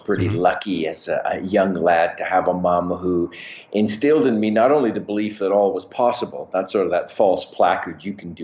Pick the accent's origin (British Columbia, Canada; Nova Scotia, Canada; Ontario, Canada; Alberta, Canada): Alberta, Canada; Calgary; I am born and raised in Calgary, Canada, which is where I am right now.